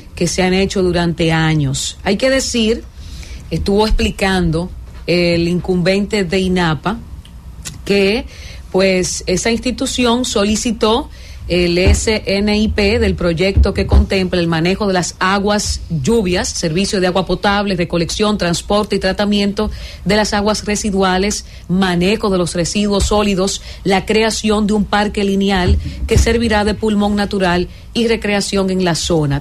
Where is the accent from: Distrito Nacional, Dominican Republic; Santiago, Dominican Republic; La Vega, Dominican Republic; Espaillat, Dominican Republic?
La Vega, Dominican Republic; viviendo toda mi vida en La Vega